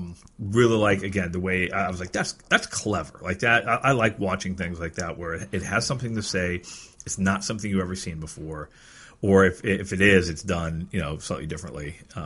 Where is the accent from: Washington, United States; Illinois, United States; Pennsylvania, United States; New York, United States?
Pennsylvania, United States; Erie; now in Seattle, United States; Growing up in Erie, like, there's just nothing like that.